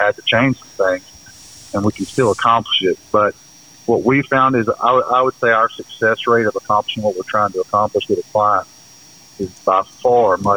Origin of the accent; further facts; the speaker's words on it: the South, United States; we're from the South